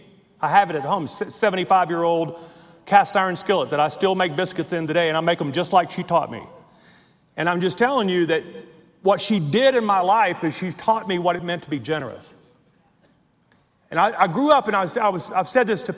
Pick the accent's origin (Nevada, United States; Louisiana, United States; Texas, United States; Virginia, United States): Louisiana, United States; Logansport; I grew up on the Marshall Highway, 6 miles outside of Logansport, Louisiana.